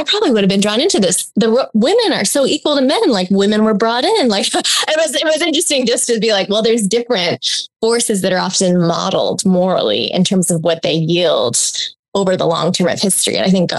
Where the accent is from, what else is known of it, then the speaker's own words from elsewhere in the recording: Hong Kong; also born or lived in Australia; now in United States; I grew up in Hong Kong and Australia, and that is like has always set me a little outside American footing.